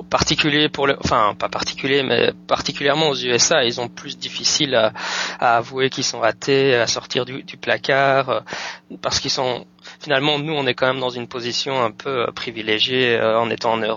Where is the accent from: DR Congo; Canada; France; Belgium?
Belgium; now in United States; je suis pas français, je suis belge